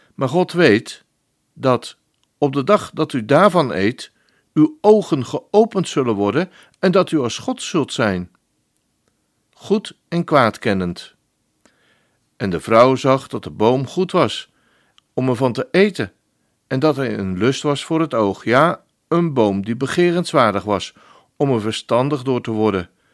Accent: Netherlands; als een echte Nederlander

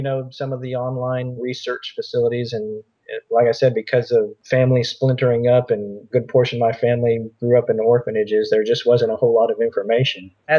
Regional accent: Florida, United States; also born or lived in Middleburg, Florida; And then came back to Florida once I was done traveling, but moved a little bit further north. So I spent most of my life here in Florida.

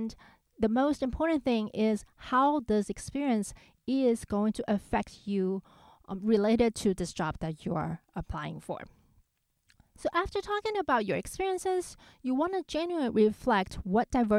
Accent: Taiwan; moved away; growing up in Taiwan and I had most of my musical education there

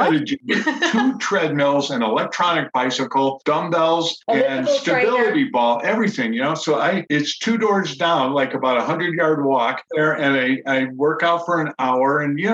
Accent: New England, Connecticut, United States; also born or lived in Tampa, Florida / Maine; now in Eugene, United States; growing up in New England

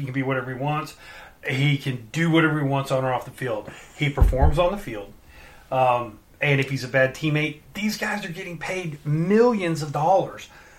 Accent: Texas, United States; I am Texan.

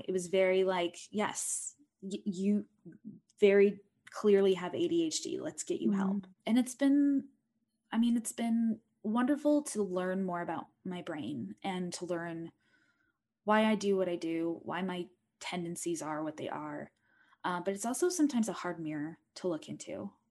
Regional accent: Utah, United States; I was raised in Utah County, Utah, raised very conservative LDS Mormon family.

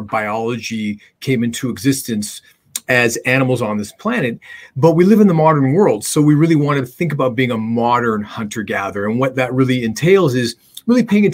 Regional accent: Canada; I'm a Canadian dentist

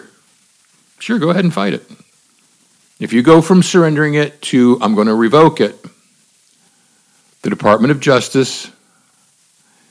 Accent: Miami, Florida, United States; I grew up in Miami in the 70s and 80s.

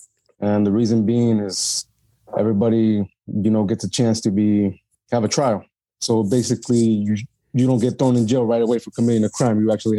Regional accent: Bloomington, Illinois, United States; I was born here in Bloomington, raised here too. I attended Bloomington High School.

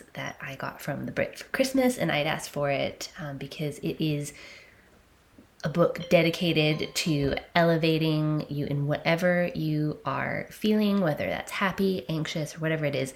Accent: Canada; I'm a Canadian 30-something cusp millennial female

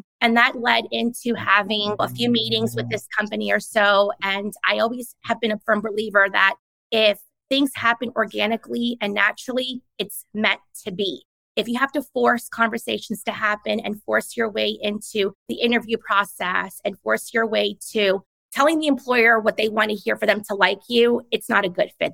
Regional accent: New York, United States; my parents struggled a lot and they worked 2 to 3 jobs just to put me and my sister through private school growing up in New York because our neighborhood was so rough

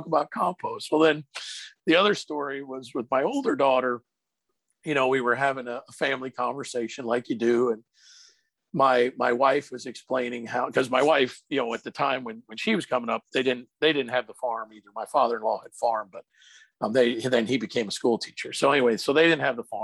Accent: Pennsylvania, United States; moved away; where I grew up in Pennsylvania

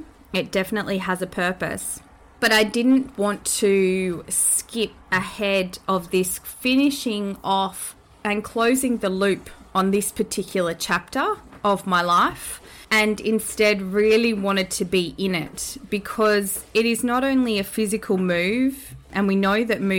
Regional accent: New Zealand; And that is to my home country, Aotearoa, which is a beautiful thing.

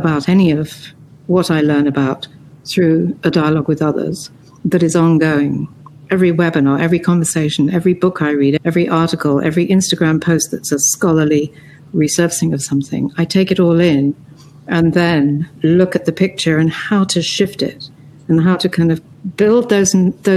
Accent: London, United Kingdom; also born or lived in Beirut, Lebanon / the Mediterranean; now in New York, United States; I was born in Beirut, and I grew up in the Mediterranean until I was 10, and then in London.

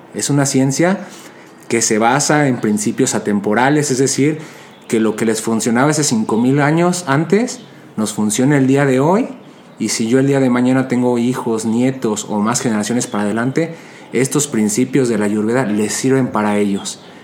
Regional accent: Mexico; yo soy de, México, soy de México y, creciendo aquí en el México

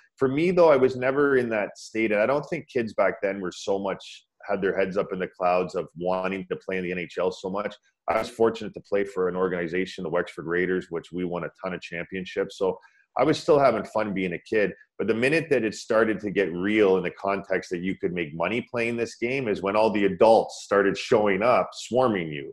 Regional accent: Pickering, Ontario, Canada; also born or lived in Scarborough / Toronto; I was born in Scarborough, and uh, they moved out to Pickering

